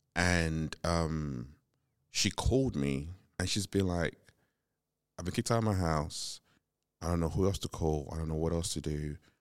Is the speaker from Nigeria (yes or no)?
yes; Nigeria; moved away; growing up in Nigeria, you grew up in this when there was a city, still grew up in this very community driven kind